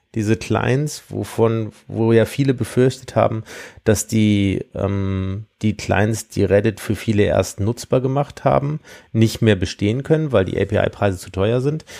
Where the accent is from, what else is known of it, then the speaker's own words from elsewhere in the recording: Siegburg, North Rhine-Westphalia, Germany; aus meiner Heimatstadt